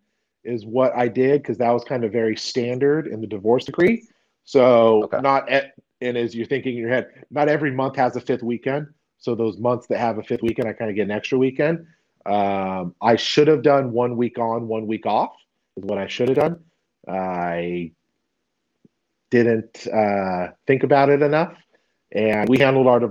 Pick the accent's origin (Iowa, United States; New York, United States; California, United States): California, United States; moved away as an adult; now in Texas, United States